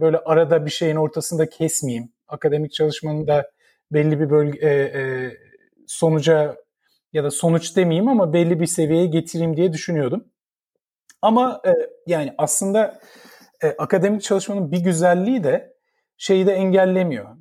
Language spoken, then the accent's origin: Turkish; Ankara, Turkey; moved away as an adult; now in United States; ben 1975'te Ankara'da doğdum. Şimdi yaşımı direkt ilk bilgi olarak yaşımı e, söylemiş oluyorum ama ee, Ankara'da doğdum. İlk e, hayatımın 20-21 senesi Ankara'da geçti.